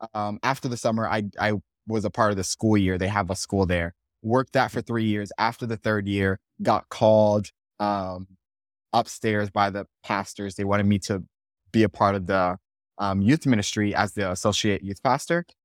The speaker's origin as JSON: {"language": "English", "town": "Miami", "region": "Florida", "country": "United States", "tie": "born or raised there", "said": "I born and raised in Miami"}